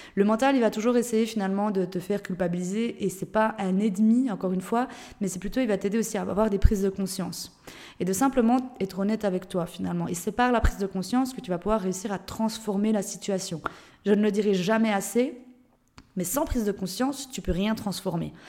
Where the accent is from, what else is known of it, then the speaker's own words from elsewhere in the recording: Switzerland; moved away; je viens de Suisse de base.